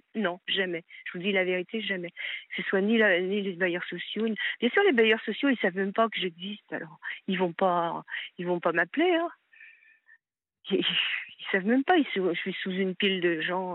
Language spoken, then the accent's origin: French; Paris, Île-de-France, France; moved away as an adult; also born or lived in Hauts-de-Seine / Lyon, Auvergne-Rhône-Alpes; now in Seine-et-Marne, France; je voulais revenir dans ma ville natale, qui est Paris et où j'ai vécu euh, quand j'étais enfant